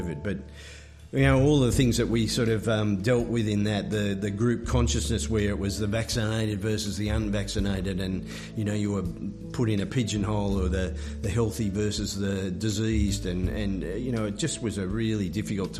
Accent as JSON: {"language": "English", "town": "Moama", "region": "New South Wales", "country": "Australia", "said": "I'm from Moama, so I'm still in New South Wales"}